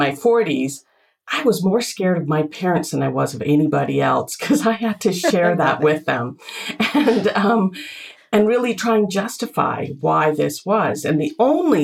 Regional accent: Canada; also born or lived in northern India; Where I was born was in India, in northern India, foothills of the Himalayas. And yet I came to Canada

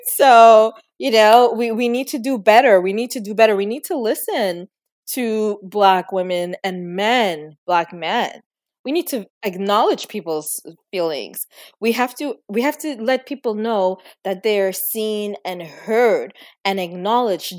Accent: Trinidad & Tobago; Growing up, I was born in Trinidad and Tobago

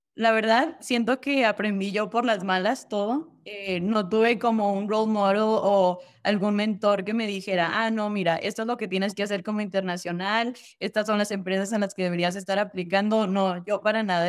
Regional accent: Durango, Mexico; moved away as an adult; nací yo en Durango, Durango, ahí estudié hasta que acabé la preparatoria a los 18

